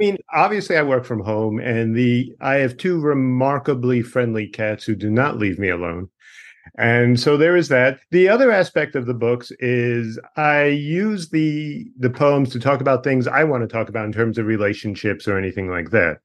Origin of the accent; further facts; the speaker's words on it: Dix Hills, New York, United States; moved away; where I am from is a town called Dix